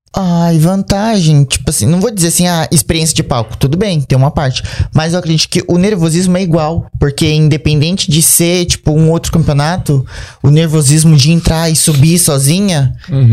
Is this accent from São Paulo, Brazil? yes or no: yes; Bertioga, São Paulo, Brazil; eu sou do litoral de São Paulo, né? Eu morava em Bertioga